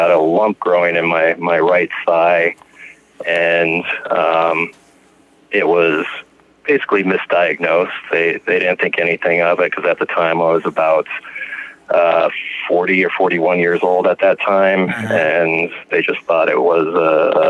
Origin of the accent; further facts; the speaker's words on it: Lakewood, Colorado, United States; I am from Lakewood, Colorado, which is a little suburb of Denver